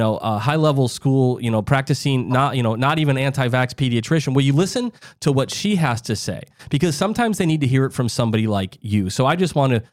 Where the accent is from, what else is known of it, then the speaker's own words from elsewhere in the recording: South Dakota, United States; I grew up in the Midwest, Doc, in South Dakota